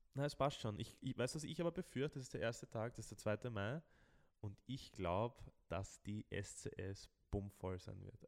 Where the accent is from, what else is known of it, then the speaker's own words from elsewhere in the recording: Austria; bei uns in Österreich